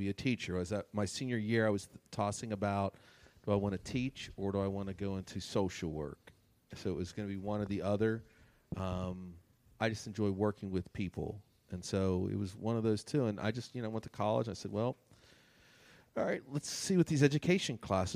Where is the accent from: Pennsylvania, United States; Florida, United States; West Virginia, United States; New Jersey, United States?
West Virginia, United States; Wheeling; also born or lived in North Carolina; I grew up here in Wheeling